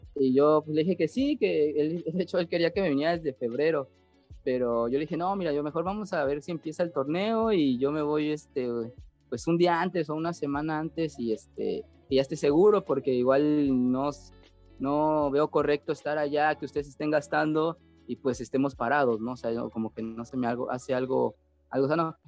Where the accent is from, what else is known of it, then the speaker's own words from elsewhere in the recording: Tlalnepantla, State of Mexico, Mexico; yo nací ahí en el Estado de México, en Tlanepantla. Eh, sigo viviendo ahí, siempre he vivido ahí.